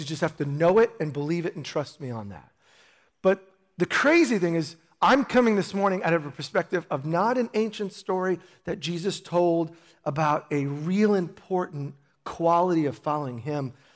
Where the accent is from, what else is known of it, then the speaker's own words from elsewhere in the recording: New York, United States; moved away; I grew up in New York